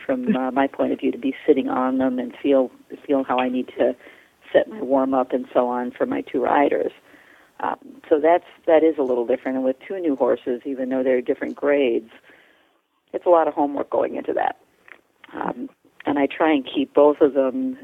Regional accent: outside of Manhattan, New York, United States; moved away; I grew up outside of Manhattan

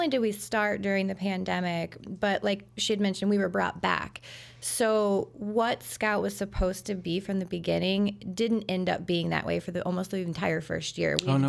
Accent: Charleston, Illinois, United States; I did. Yep. … Born and raised in Charleston, Illinois.

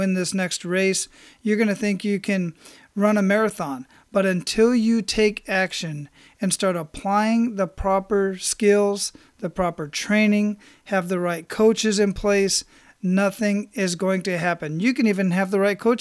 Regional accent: Phoenix, Arizona, United States; moved away; I'm born and raised in Phoenix

